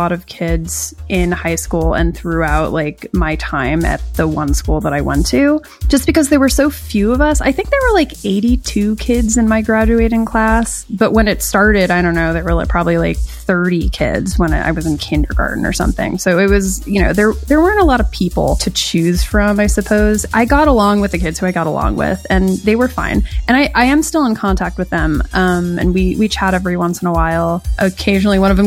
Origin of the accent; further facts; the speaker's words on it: New York, United States; moved away as an adult; now in Los Angeles, United States; I grew up in New York, and I was there for 18 years, pretty much same place. Now I live in Los Angeles